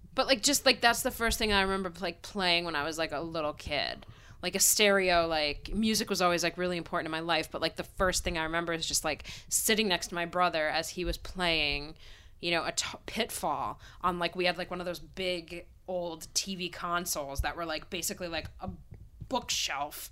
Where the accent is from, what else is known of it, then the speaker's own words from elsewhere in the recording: Pennsylvania, United States; I grew up in Pennsylvania town